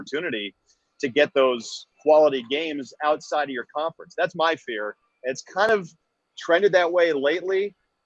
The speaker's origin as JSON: {"language": "English", "region": "West Coast", "country": "United States", "tie": "born or raised there", "said": "We grew up on the West Coast"}